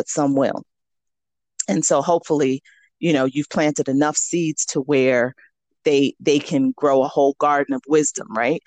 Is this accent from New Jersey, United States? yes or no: no; New York City, New York, United States; So I grew up in New York City and went to school for my master's and my doctorate in New York City.